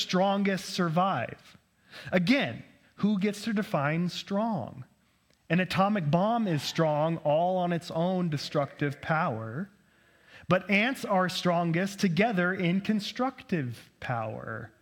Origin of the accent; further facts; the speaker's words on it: United States; growing up as an American